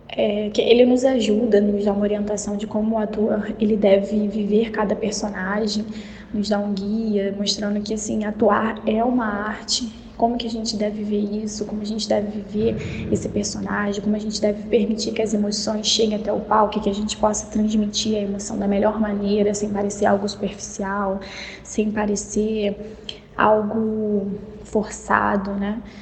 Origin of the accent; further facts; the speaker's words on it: Rio de Janeiro, Brazil; sou do Rio, e o livro que eu quero indicar é A Preparação da Toa, do Stanislavski.